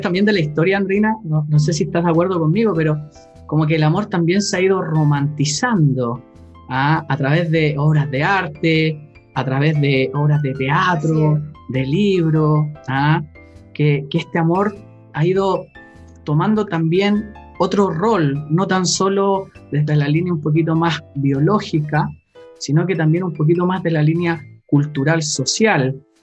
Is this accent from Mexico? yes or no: no; Chile; cuando era chico acá en Chile